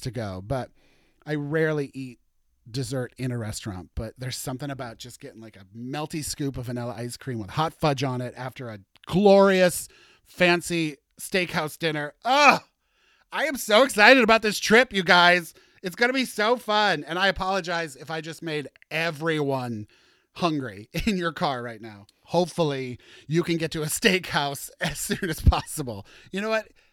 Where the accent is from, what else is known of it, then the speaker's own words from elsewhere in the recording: Warrenton, Missouri, United States; now in Seattle, United States; my hometown, Warrenton, tiny, teeny, tiny nothing town in Missouri